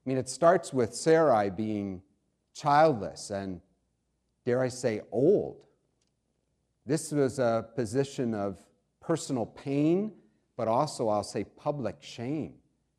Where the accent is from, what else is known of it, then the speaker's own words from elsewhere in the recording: New York, United States; also born or lived in Pennsylvania / Ohio / Indiana; now in DuPage County, United States; I was born in Pennsylvania, grew up in New York, Ohio, Indiana, traveled extensively in Asia and Europe.